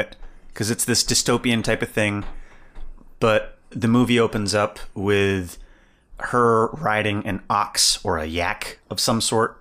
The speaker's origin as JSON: {"language": "English", "town": "Evansville", "region": "Indiana", "country": "United States", "tie": "born or raised there", "said": "I grew up in Evansville, Indiana"}